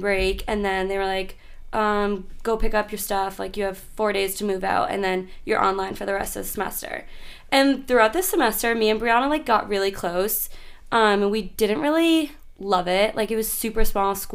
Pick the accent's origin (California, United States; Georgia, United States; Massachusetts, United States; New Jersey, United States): Massachusetts, United States; Mansfield; from Mansfield